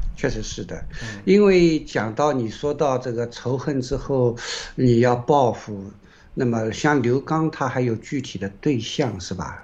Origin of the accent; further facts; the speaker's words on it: China; 因为首先我们是个中国人，我们是爱中国的